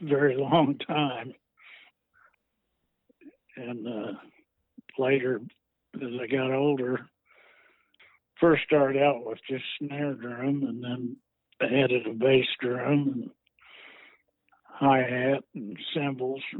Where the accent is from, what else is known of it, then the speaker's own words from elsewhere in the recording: Tulsa, Oklahoma, United States; born and raised in Tulsa